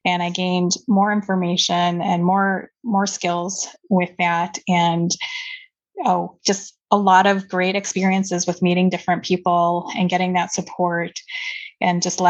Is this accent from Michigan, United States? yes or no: yes; Detroit, Michigan, United States; I was born and raised in the Detroit, Michigan area